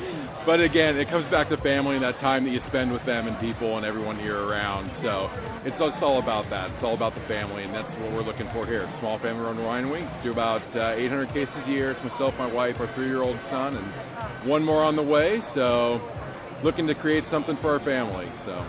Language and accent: English; Gig Harbor, Washington, United States; I grew up in Gig Harbor from a small commercial fishing family. with Croatian background.